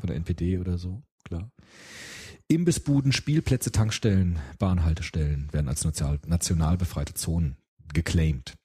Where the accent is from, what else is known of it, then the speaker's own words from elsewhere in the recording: Frankfurt, Hesse, Germany; Ich bin ja auch in Rödelheim aufgewachsen